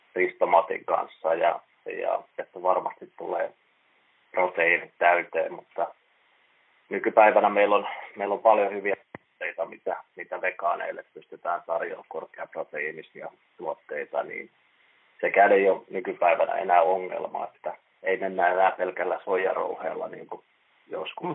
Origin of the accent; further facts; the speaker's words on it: Lahti, Päijänne Tavastia, Finland; moved away as an adult; now in Seinäjoki, Finland; Mä oon Lahdesta, Lahdesta kotoisin ja siellä käynyt ravintolakouluja jo yläasteella